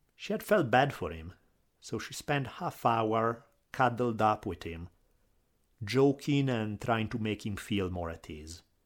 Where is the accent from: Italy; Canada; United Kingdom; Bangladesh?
Italy; accent: Italian; my Italian accent